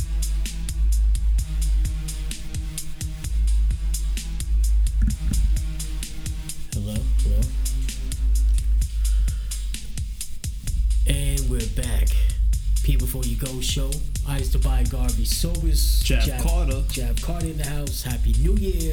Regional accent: Canada

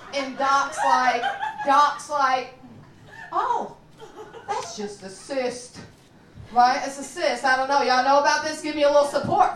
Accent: Kentucky, United States; now in Chicago, United States; I'm from Kentucky

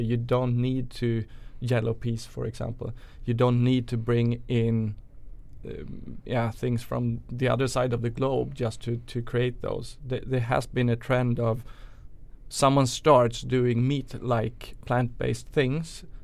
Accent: Sweden; also born or lived in New York; chef from Sweden originally

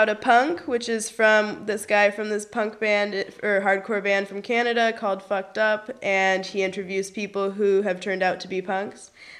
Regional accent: Berlin, Germany; English is a second language; where are you from? And I'm like, Berlin. A, they'd tell me my English is really good.

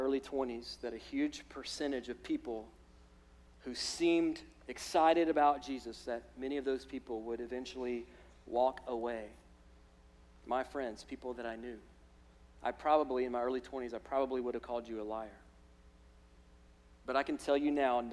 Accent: Alabama, United States; moved away; I'm from Alabama

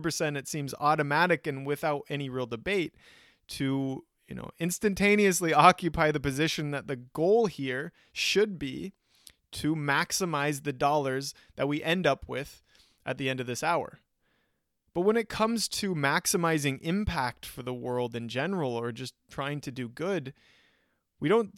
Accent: United States; being an American

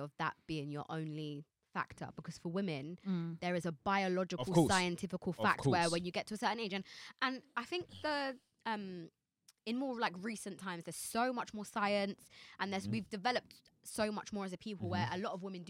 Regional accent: Jamaica; I'm Jamaican

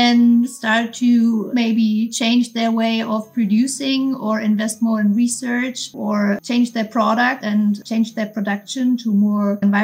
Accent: Berlin, Germany; I'm from Berlin and I'm working for a fintech company

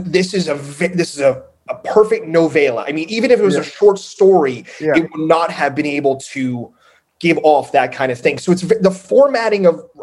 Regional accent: Northern New Jersey, United States; also born or lived in Queens, New York; I was born in Queens, but I grew up in Northern New Jersey

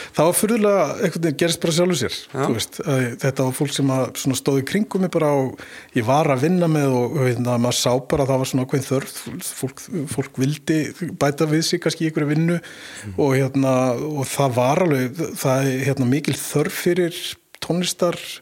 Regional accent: Mosfellsbær, Capital Region, Iceland; also born or lived in Vesturbær, Reykjavík; ég holst upp í Moselsbæ og uh, í varmárskóla

